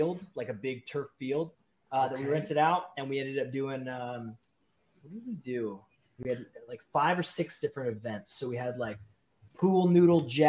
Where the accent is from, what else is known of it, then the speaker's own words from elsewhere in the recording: British Columbia, Canada; moved away; I am a BC guy.